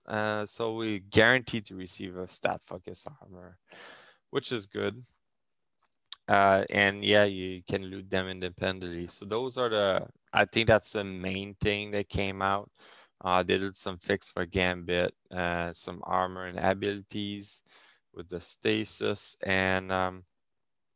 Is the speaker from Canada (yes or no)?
yes; Canada; first language French; English is a second language; I'm French Canadian